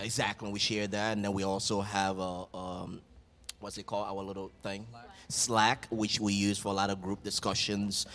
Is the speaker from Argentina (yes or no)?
no; Liberia; now in United States; my tribe and my village back in Liberia. I'm from the Vai tribe